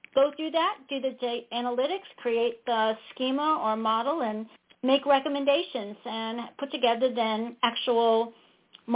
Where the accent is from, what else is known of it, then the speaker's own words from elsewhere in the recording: St. Louis, Missouri, United States; moved away as an adult; now in Austin, United States; I hail from St. Louis, so I'm a Midwesterner.